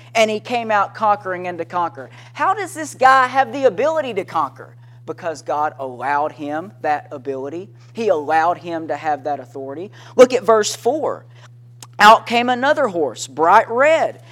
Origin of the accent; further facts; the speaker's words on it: Henderson, Tennessee, United States; I was a kid growing up in Henderson, Tennessee, is where I was living at the time